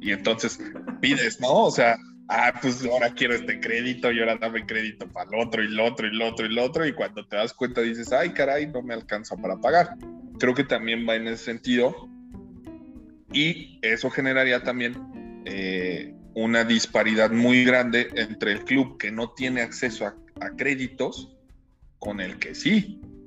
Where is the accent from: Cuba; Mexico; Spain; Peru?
Mexico; nuestro país